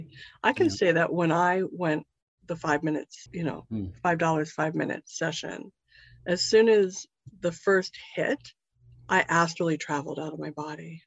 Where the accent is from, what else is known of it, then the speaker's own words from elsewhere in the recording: Topanga, California, United States; topanga is my hometown